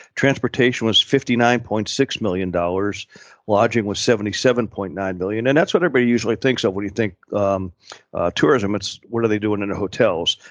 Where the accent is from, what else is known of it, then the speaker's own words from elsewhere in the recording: Pittsburgh, Pennsylvania, United States; also born or lived in Louisville, Kentucky; now in Valdosta, United States; I'm born and raised in Pittsburgh, so I'm a diehard Steeler fan.